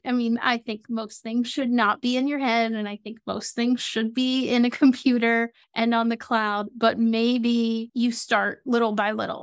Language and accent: English; Atlanta, Georgia, United States; now in South Florida, United States; I live in South Florida and I'm from Atlanta, Georgia